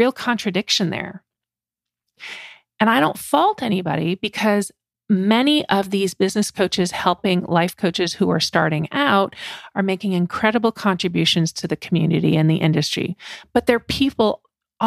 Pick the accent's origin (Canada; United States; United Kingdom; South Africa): Canada; I grew up in Canada. I speak French